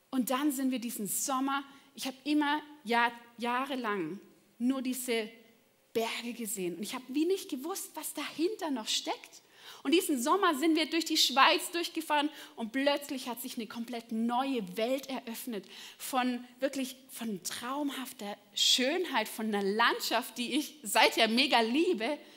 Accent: Baden-Württemberg, Germany; aber ich bin im Schwarzwald aufgewachsen, ja? Und ich hatte von meinem Fenster aus, ja, von meinem Kinderzimmer, einen wunderschönen Blick.

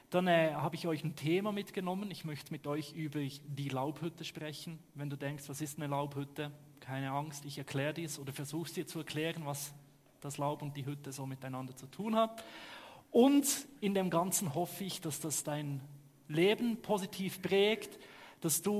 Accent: Switzerland; Ich komme aus der Schweiz, hört man, ne? Ich gebe mir Mühe, irgendwo dann im guten Hochdeutsch zu sprechen.

